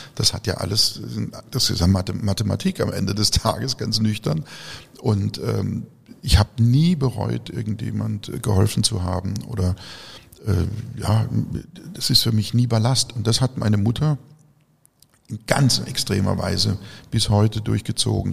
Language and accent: German; region around Baden-Baden, Baden-Württemberg, Germany; in meiner Heimatregion um Baden-Baden